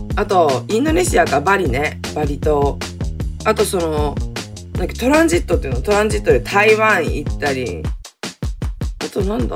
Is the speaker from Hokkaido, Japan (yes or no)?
yes; Hokkaido, Japan; 北海道出身